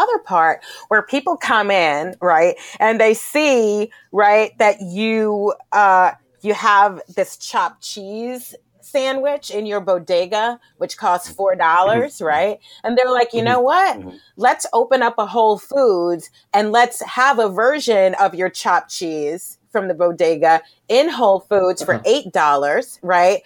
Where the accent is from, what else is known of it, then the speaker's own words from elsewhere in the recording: New York City, New York, United States; I'm a New Yorker.